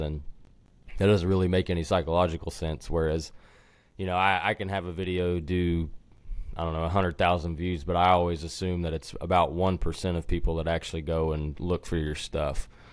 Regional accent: Sand Springs, Oklahoma, United States; also born or lived in Wisconsin; I'm from Sand Springs, Oklahoma originally, which is just west of Tulsa. And, uh, spent my whole life there until I went to college

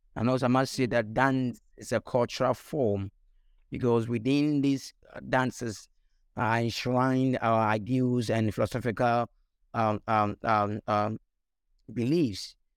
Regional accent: Ghana; I'm from Ghana, West Africa, and, and um, as an African, um, from childhood, I was exposed to dance as part of my culture

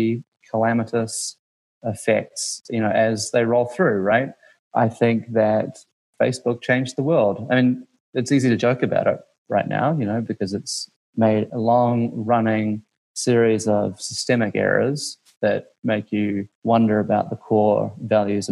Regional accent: New Zealand; moved away as an adult; also born or lived in Washington, D.C.; now in United States; growing up in New Zealand

